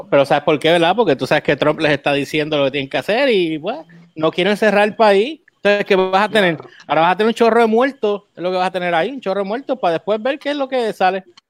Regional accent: Puerto Rico; me frustra más como puertorriqueño

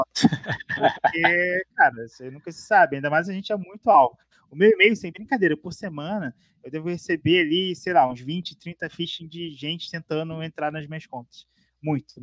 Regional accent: Rio de Janeiro, Brazil; now in São Paulo, Brazil; Eu fui nascido e criado no Rio, conhecia todas as estradas do Rio

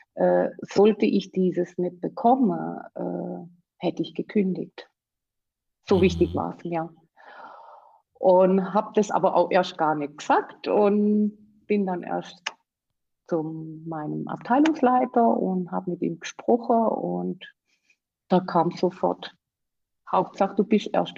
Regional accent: Black Forest, Baden-Württemberg, Germany; komme aus dem schönen Schwarzwald. Und ich hoffe, äh, man versteht auch wegen meinem Dialekt

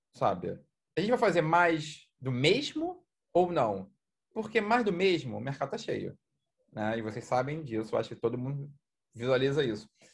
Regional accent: Rio de Janeiro, Brazil; eu sou aqui do Rio.

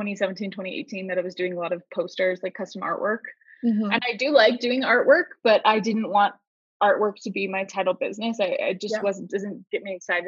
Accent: Southern California, United States; I'm from Southern California

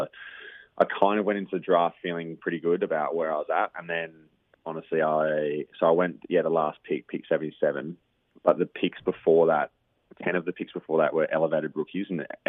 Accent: Margaret River, Western Australia, Australia; Growing up in Margs was just brilliant, honestly. The small country town vibe really suited my family

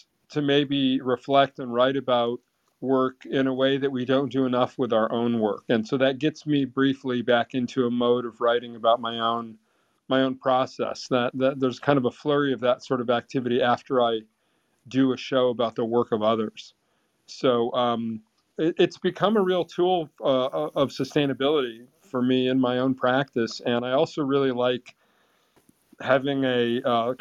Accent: Vermont, United States; growing up in Vermont

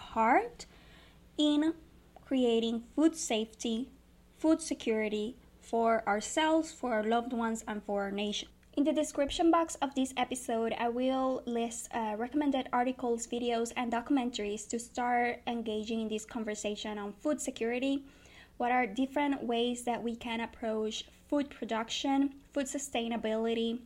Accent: Río Grande, Puerto Rico; I come from Puerto Rico. I was born and raised in Rio Grande.

